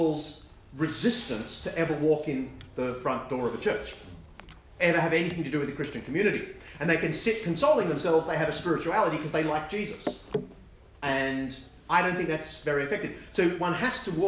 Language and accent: English; Australia; I'm Australian, and so you just have to forgive me for you know, having convict heritage